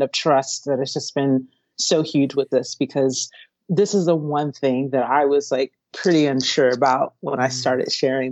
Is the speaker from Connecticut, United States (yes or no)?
no; Stone Mountain, Georgia, United States; also born or lived in Long Beach, California; now in California, United States; I was born in California, Long Beach, California, but then my family moved to Atlanta, Georgia. Well, it's a town outside of Atlanta, Georgia. To start a church when I was a really little kid. And so I grew up as a homeschooled preacher's kid in Stone Mountain, Georgia.